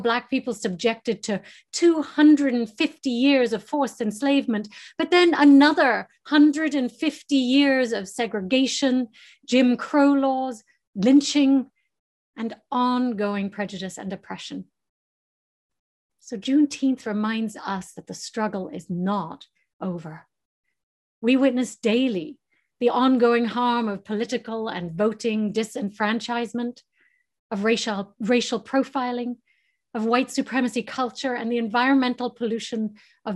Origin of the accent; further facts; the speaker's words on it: England, United Kingdom; now in United States; growing up in England and my Texan cousins came to visit